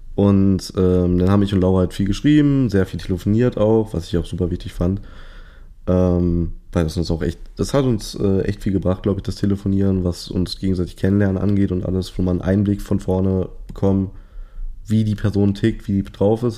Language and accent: German; Hanover, Lower Saxony, Germany; ich komme ursprünglich aus Hannover.